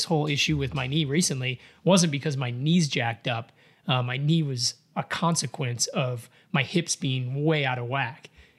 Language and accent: English; Chicago, Illinois, United States; moved away; I'm from Chicago, man. Yeah, I grew up around that.